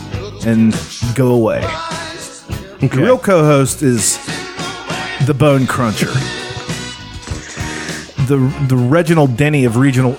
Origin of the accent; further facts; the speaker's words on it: Charleston, United States; I was born in Charleston.